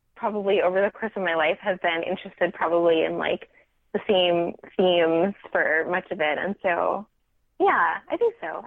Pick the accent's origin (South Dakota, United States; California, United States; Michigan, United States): California, United States; Silicon Valley; I grew up in the Silicon Valley and continue to live in California